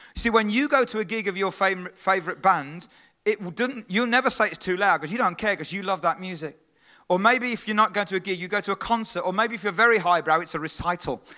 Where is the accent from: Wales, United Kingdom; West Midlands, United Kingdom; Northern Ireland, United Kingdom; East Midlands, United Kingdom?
West Midlands, United Kingdom; Stourbridge; I was born in Stourbridge. I was born in England